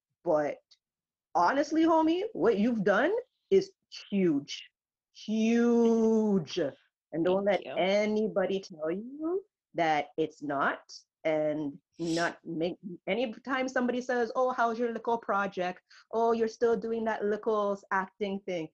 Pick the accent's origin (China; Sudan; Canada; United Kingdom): Canada; we're so Canadian